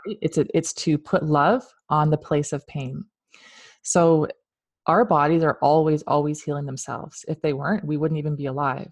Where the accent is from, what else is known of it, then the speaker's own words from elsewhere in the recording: London, Ontario, Canada; moved away; I'm from London, that's where I was born